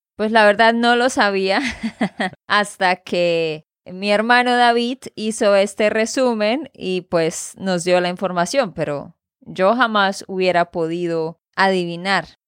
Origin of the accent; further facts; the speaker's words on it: Santander, Colombia; de Santander, Colombia